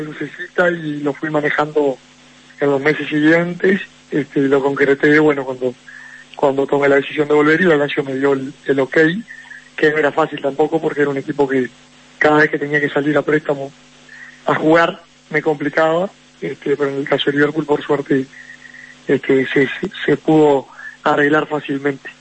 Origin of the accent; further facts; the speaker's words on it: Uruguay; Uruguay es un país chico